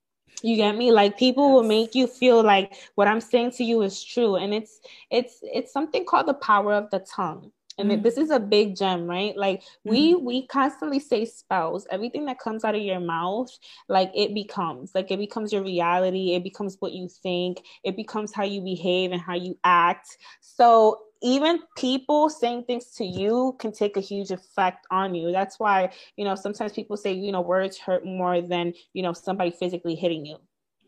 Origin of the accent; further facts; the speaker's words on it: Bronx, New York, United States; I am from the Bronx, yeah, from New